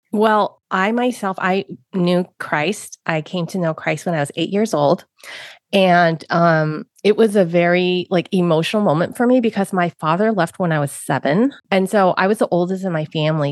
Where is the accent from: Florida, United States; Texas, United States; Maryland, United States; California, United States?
California, United States; San Francisco; I grew up in San Francisco, Chinatown. I was born in San Francisco, Chinatown